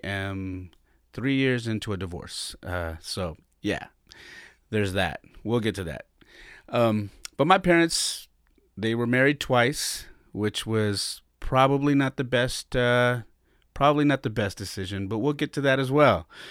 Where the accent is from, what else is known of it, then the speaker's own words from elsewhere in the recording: San Jose, California, United States; also born or lived in Denver, Colorado; I was born and raised in San Jose, California